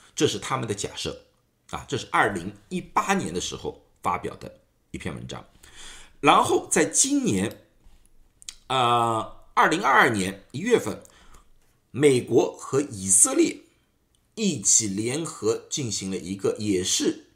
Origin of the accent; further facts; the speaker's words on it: China; 我们中国人